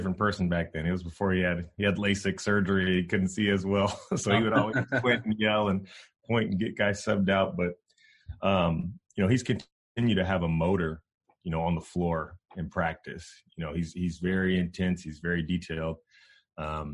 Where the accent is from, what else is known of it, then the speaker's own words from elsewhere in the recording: Sacramento, California, United States; also born or lived in Bakersfield, California / Fresno, California; we were raised by my mom up in Sacramento for the most part. And then around seventh grade, we ended up going back to Bakersfield